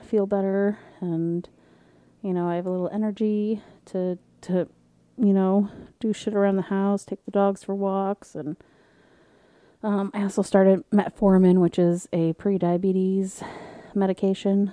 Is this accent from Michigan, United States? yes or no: yes; Michigan, United States; I'm from Michigan